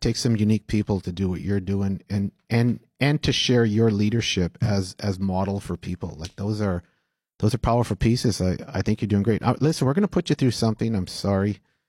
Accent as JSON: {"language": "English", "town": "Winnipeg", "region": "Manitoba", "country": "Canada", "said": "I'm from St. Boniface."}